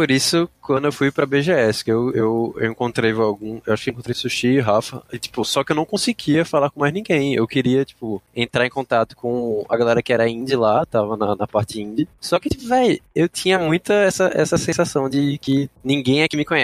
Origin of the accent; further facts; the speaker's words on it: Recife, Pernambuco, Brazil; Eu sou de Recife.